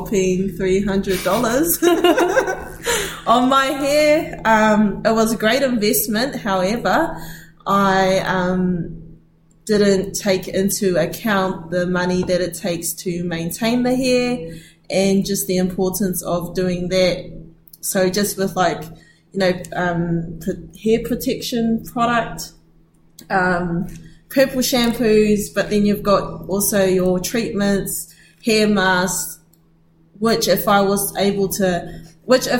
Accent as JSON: {"language": "English", "town": "Rotorua", "region": "Bay of Plenty", "country": "New Zealand", "said": "I am from Rotorua."}